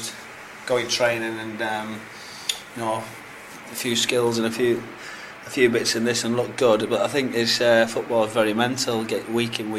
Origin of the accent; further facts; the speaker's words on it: Hartlepool, North East England, United Kingdom; I'm from Hartlepool